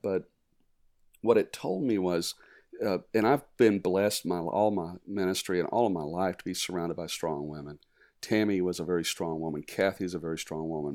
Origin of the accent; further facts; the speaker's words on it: Arizona, United States; also born or lived in East Tennessee / Virginia Beach, Virginia; we moved to Arizona, and um, grew up in the West